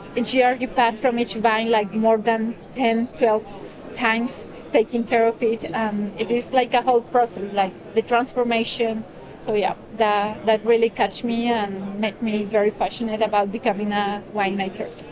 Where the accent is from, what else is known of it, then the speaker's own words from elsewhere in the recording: Colombia; now in France; I live in France. Uh, my family is in France. My children are in France. Uh, but I come from Colombia originally.